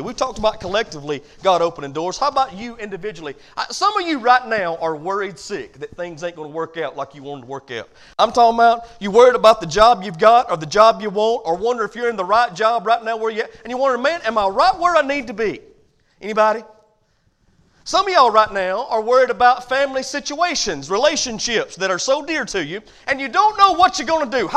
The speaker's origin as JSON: {"language": "English", "country": "United States", "said": "as Americans"}